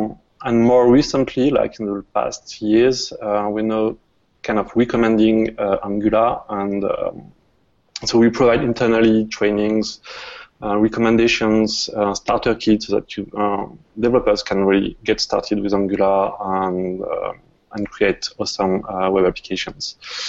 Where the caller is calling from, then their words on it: France; English is a second language; I'm calling from France, so I hope you'll get used to my accent.